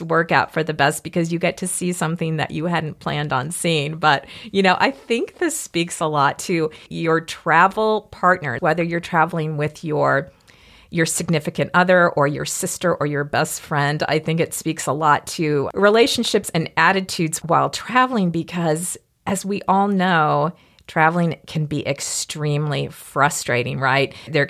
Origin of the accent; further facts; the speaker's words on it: Mississippi, United States; I am from Mississippi, so I know mosquitoes